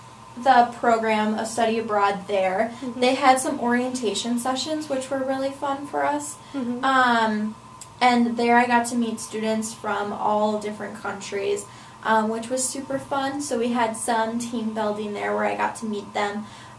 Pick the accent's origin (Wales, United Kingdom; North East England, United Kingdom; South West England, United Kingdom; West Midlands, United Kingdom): Wales, United Kingdom; Yes, most of it was within Wales. I would say I really wanted to explore my home country.